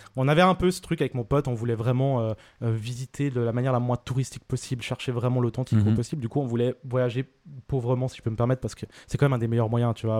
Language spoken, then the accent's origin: French; Vevey, Vaud, Switzerland; je viens de Vevey, je suis né à Vevey.